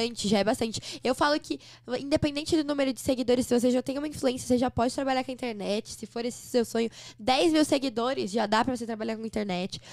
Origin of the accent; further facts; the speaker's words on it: São Paulo, Brazil; Em São Paulo, sou de São Paulo. Nasci aqui no, na Vila Mariana